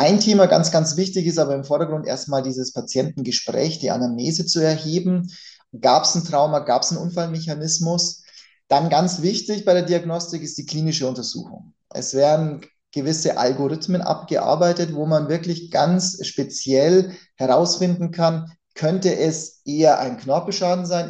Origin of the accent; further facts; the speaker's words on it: Germany; bei uns in Deutschland